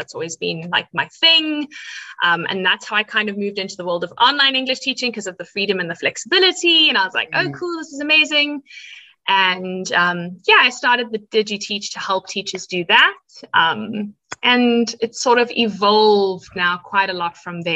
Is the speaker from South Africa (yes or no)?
yes; South Africa; I am a South African